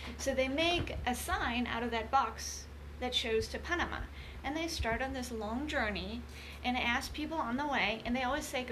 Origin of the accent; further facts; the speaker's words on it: Germany; moved away; I grew up in Germany